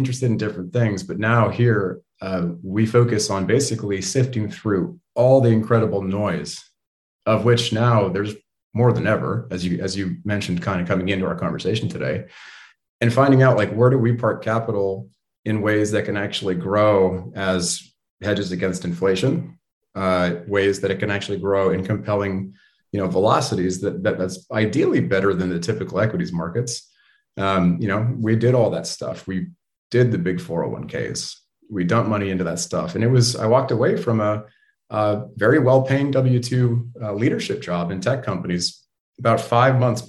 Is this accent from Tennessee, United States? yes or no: no; Bay Area, California, United States; growing up in the Bay Area